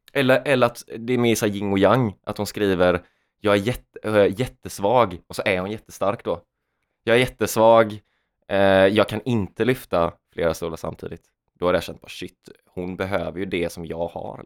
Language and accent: Swedish; Jönköping, Jönköping County, Sweden; moved away; Jönköping där jag är ifrån.